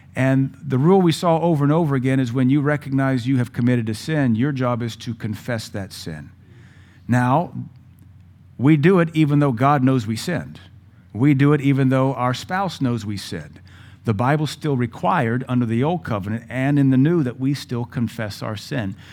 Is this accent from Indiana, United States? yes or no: no; Louisiana, United States; We're from Louisiana